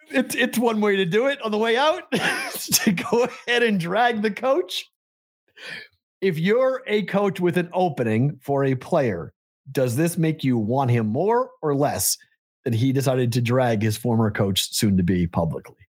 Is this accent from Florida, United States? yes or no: no; Massachusetts, United States; born or raised there; now in Las Vegas, United States